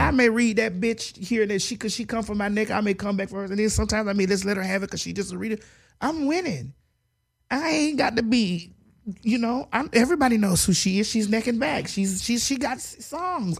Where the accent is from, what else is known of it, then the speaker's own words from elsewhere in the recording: Dade County, Florida, United States; I'm from Dade County